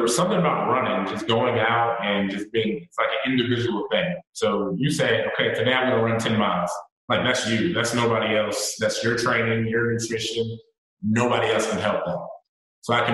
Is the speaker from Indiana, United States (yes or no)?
no; North Carolina, United States; moved away as an adult; also born or lived in Washington State; I'm from North Carolina originally, so they're here and I'm in Washington State.